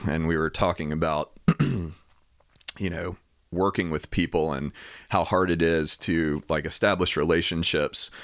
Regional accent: Knoxville, Tennessee, United States; also born or lived in Farragut; grew up in Knoxville

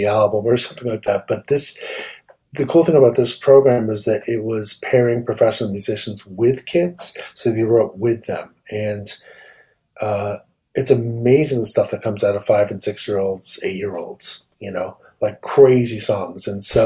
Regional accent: Leonia, New Jersey, United States; I grew up in Leonia

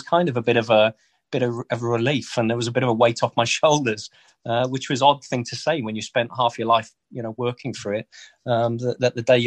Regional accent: Newbury, South East England, United Kingdom; moved away as an adult; also born or lived in Wales / North London; my hometown back in Newbury

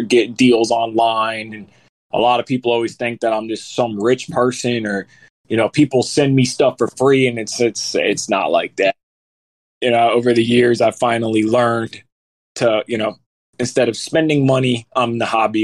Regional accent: Fort Lauderdale, Florida, United States; moved away as an adult; also born or lived in Middle Tennessee; now in Tennessee, United States; I'm from Florida, but I moved to Tennessee a couple years ago. And I'm from down there in Fort Lauderdale

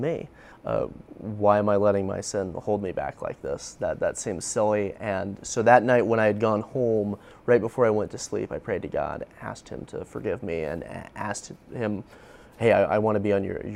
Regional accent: Indianapolis, Indiana, United States; I grew up here in Indianapolis near like Glendale, the Glendale area

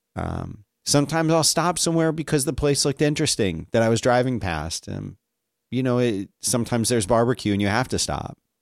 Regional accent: Philadelphia, Pennsylvania, United States; I grew up in Philadelphia

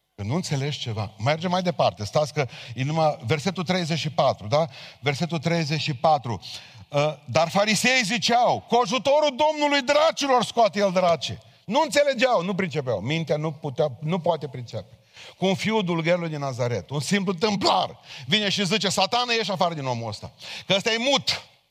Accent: Romania; noi ca români

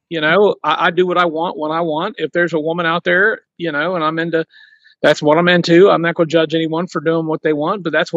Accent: Ohio, United States; I'm from Ohio. I live in southeastern Ohio where us country people are educated

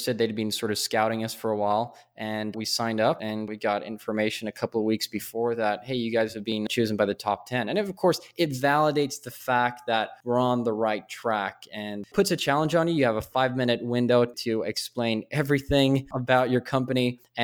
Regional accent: Stockholm, Stockholm County, Sweden; I'm originally from Sweden or in Stockholm

